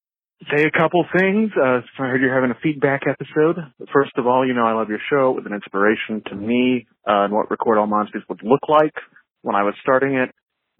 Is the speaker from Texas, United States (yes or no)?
yes; Texas, United States; I just say y'all a bunch, but I'm from Texas.